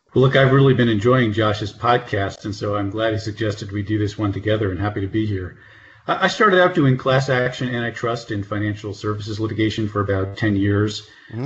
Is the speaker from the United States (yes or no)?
yes; northern New Jersey, United States; moved away as an adult; also born or lived in Nashville / Minnesota / Houston; now in Washington, DC, United States; East Coast person, born and raised in northern New Jersey near New York.